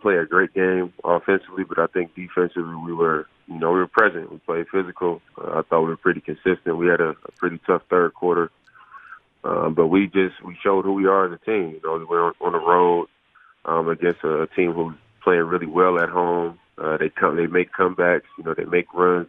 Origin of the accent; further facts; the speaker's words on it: Oakland, California, United States; moved away; it being my hometown